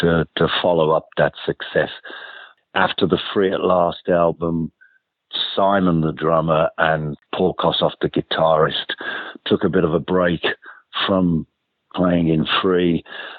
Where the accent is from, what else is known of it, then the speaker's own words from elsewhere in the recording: Birmingham, West Midlands, United Kingdom; moved away as an adult; also born or lived in London; I was a massive fan of … back in my hometown of Birmingham